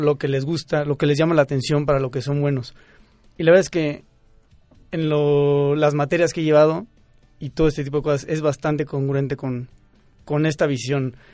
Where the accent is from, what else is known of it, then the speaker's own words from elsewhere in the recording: Querétaro, Mexico; now in Mexico City, Mexico; yo soy de Querétaro